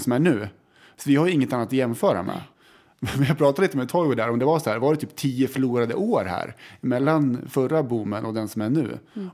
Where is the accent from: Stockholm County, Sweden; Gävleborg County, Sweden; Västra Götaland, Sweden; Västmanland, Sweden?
Västmanland, Sweden; Västerås; vi är från Västerås